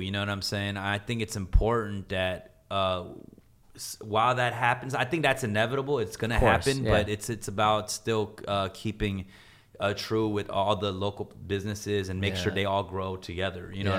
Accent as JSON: {"language": "English", "country": "United States", "tie": "born or raised there", "said": "I mean, back in the day, you know, growing up in America, like I definitely had issues with, you know, identity issues."}